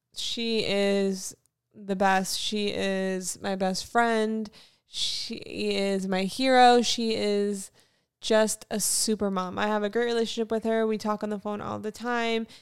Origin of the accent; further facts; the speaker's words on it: Fort Lauderdale, Florida, United States; also born or lived in North Carolina; now in Los Angeles, United States; I am from Florida, Fort Lauderdale